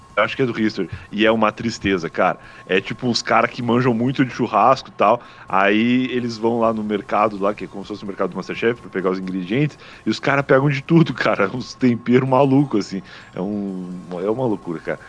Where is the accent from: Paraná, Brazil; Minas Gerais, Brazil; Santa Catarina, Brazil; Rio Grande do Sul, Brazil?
Rio Grande do Sul, Brazil; moved away as an adult; now in São Paulo, Brazil; eu sou gaúcho